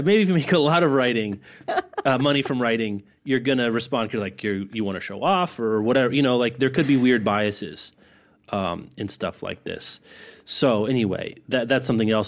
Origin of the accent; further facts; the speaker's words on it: Lawrence, Kansas, United States; my hometown of Lawrence